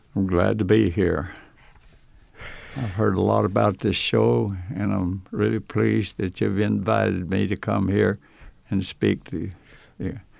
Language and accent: English; Odessa, Texas, United States; my hometown of Odessa